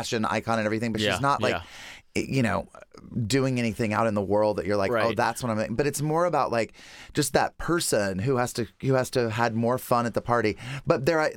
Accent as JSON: {"language": "English", "town": "Lincolnton", "region": "North Carolina", "country": "United States", "moved": "yes", "said": "I'm from Lincolnton, North Carolina"}